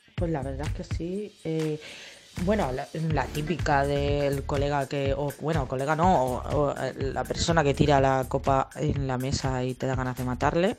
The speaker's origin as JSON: {"language": "Spanish", "town": "Campo de Criptana", "region": "Castilla-La Mancha", "country": "Spain", "tie": "born or raised there", "moved": "yes", "said": "mi pueblo natal, eh, que es Capo de Criptanas, un pueblo de Ciudad Real"}